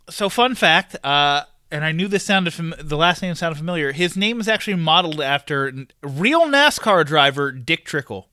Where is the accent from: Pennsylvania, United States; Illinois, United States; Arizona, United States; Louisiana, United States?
Pennsylvania, United States; Pittsburgh; now in North Carolina, United States; I am from Pittsburgh, Pennsylvania